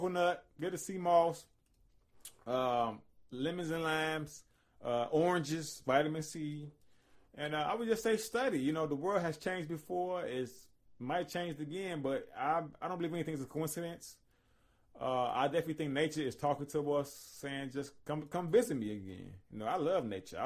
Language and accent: English; Chicago, Illinois, United States; I'm from Inglewood, you know, all that by where the old Robeson High School was